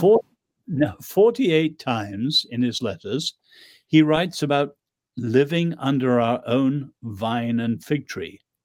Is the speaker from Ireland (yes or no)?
yes; Ireland; also born or lived in England; I'm Irish.